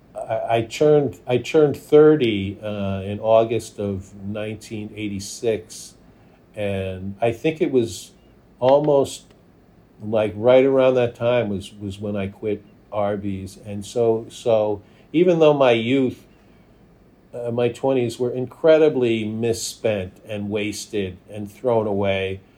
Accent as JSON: {"language": "English", "region": "New York", "country": "United States", "tie": "born or raised there", "also_born_or_lived": "Minnesota / Los Angeles", "moved": "yes", "said": "I was born and raised in Manhattan"}